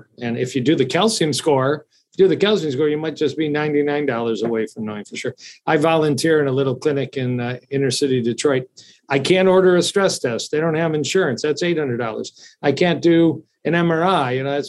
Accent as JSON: {"language": "English", "country": "Italy", "tie": "born or raised there", "lives_now": "United States", "said": "they put it in my baby bottle when I grew up in Italy."}